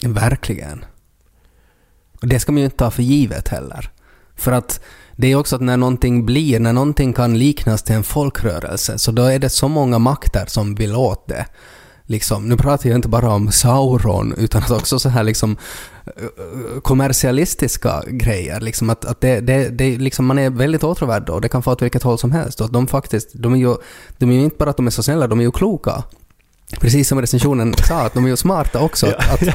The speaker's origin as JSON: {"language": "Swedish", "region": "Ostrobothnia", "country": "Finland", "said": "Vi är också från Österbotten"}